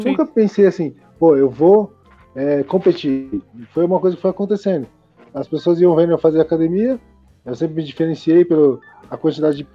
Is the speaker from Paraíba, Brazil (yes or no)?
no; Guarulhos, São Paulo, Brazil; also born or lived in the interior (countryside); Eu estava em Guarulhos, né? Eu sou de Guarulhos.